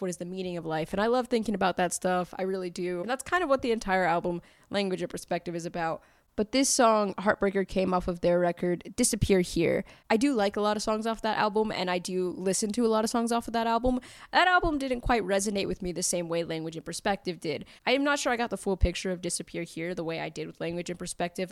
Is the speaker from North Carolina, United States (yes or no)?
yes; Fayetteville, North Carolina, United States; I am from Fayetteville, North Carolina, and I grew up in the neighborhood … grew up